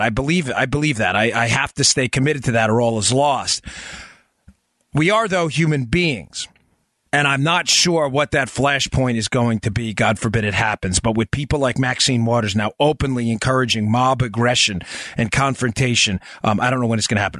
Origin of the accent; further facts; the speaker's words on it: Florida, United States; my home state of Florida